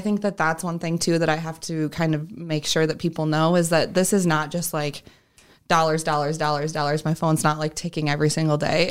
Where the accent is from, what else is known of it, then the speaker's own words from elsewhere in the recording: Sioux Falls, South Dakota, United States; I am from Sioux Falls and born and raised here